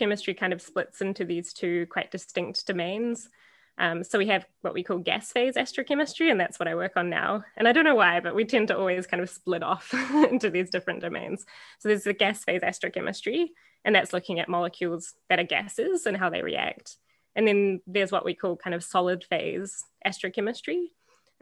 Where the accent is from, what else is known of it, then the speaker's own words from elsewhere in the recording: New Zealand; moved away as an adult; now in Canada; I grew up in New Zealand